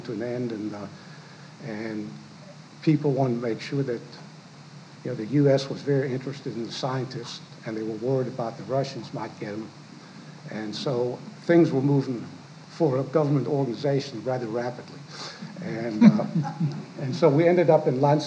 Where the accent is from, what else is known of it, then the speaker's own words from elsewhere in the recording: Huntsville, Alabama, United States; also born or lived in Swinemünde, Poland (then Germany) / Kolpensee, Germany; we stayed there and sort of settled into Huntsville and a life off the road